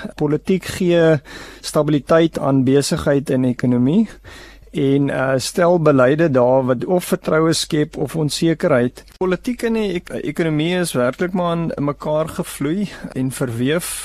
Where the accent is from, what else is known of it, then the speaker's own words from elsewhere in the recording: South Africa; onsself as Suid-Afrikaners